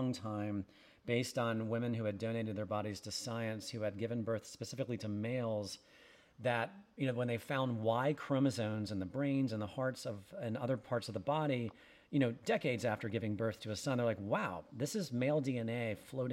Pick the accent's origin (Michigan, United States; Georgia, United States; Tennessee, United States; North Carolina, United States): North Carolina, United States; Winston-Salem; I grew up in Winston-Salem, North Carolina